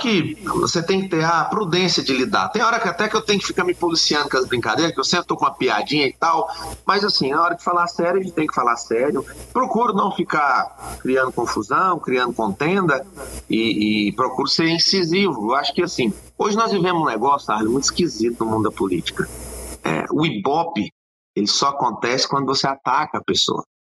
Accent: Luziânia, Goiás, Brazil; eu sou nascido e criado aqui em Lusiânia

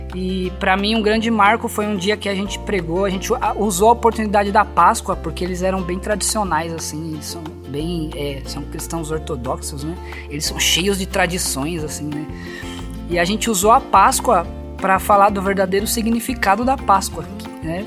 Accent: São Paulo, Brazil; moved away as an adult; also born or lived in Campina Grande; eu, como paulista

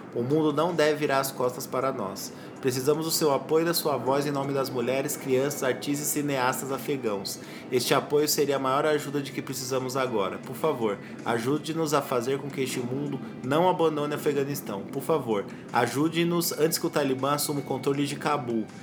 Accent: Brazil; A gente é brasileiro

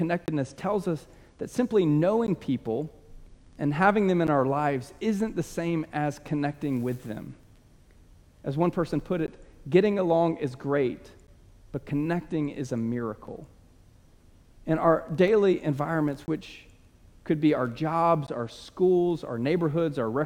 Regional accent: United States; we are American

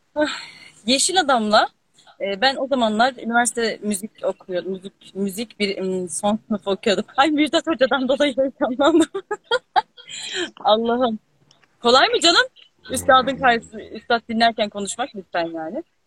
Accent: Alaşehir, Manisa, Turkey; moved away; also born or lived in Aydın; Alaşehirliyim bu arada. Manisa'nın Alaşehir ilçesindenim.

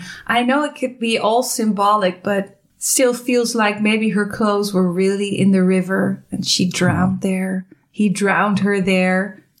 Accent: California, United States; now in Milwaukee, United States; So we're from California and now we're in Milwaukee.

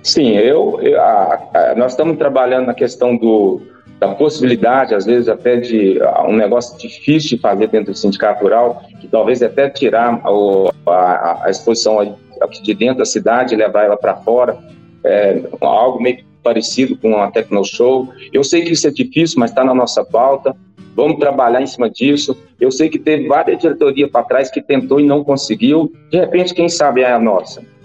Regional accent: Rio Verde, Goiás, Brazil; Sou daqui de Rio Verde

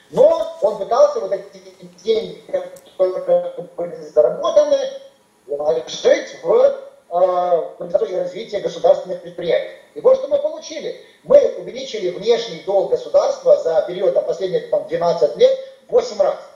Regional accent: Belarus; Мы, белорусы, в центре Европы, сборочный цех, сегодня на рынке труда конкурируем с Вьетнамом, Лаосом

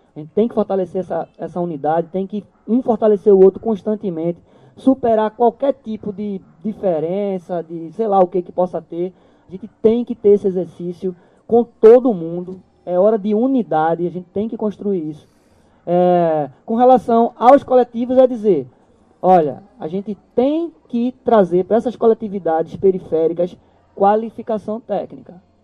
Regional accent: Maranguape, Pernambuco, Brazil; also born or lived in Ribeirão, Pernambuco; a gente veio morar em Maranguape.

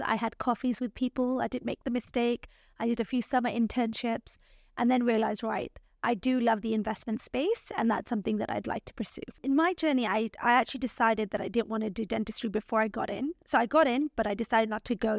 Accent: Nairobi, Kenya; moved away as an adult; also born or lived in Canada / London, United Kingdom; I grew up in Nairobi, which is the capital city in Kenya.

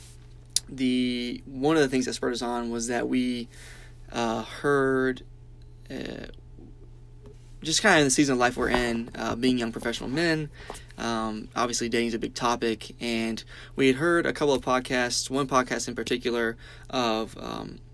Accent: Birmingham, Alabama, United States; I grew up in Birmingham, Alabama

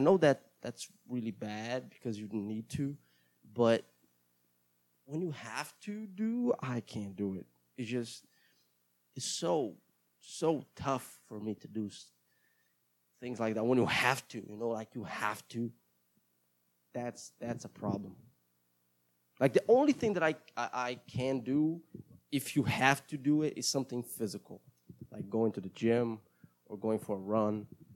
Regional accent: Brazil; first language Portuguese; English is a second language; I am Brazilian, and I speak Portuguese as my mother language, and English sometimes

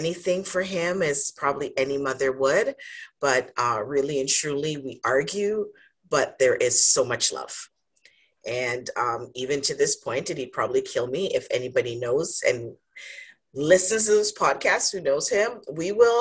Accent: Jamaica; now in Canada; So I am Jamaican by birth. I have to think about it because I'm like, yes. But I've been in Canada for a lot of years.

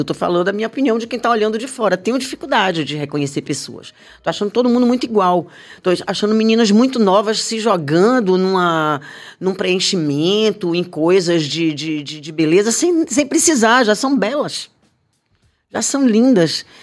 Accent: Bahia, Brazil; eu sinto falta da minha Bahia na televisão

